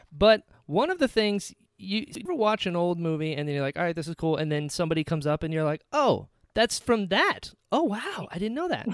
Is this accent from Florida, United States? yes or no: yes; Southern Florida, United States; also born or lived in North Carolina; I was born in North Carolina, but I was raised in Southern Florida